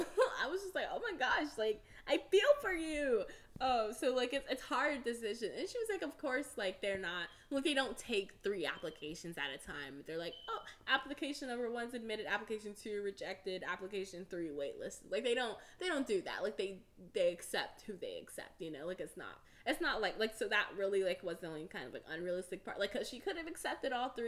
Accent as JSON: {"language": "English", "town": "Houston", "region": "Texas", "country": "United States", "said": "I'm from Houston, Texas"}